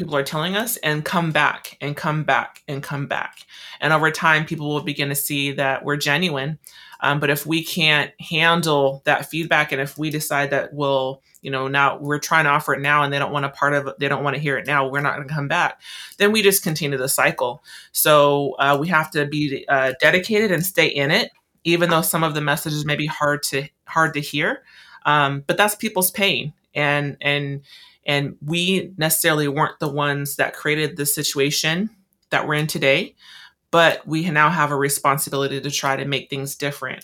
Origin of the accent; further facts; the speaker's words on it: Tacoma, Washington, United States; moved away as an adult; now in Olympia, United States; I'm still new, well, I consider myself still new to Olympia. I'm from Tacoma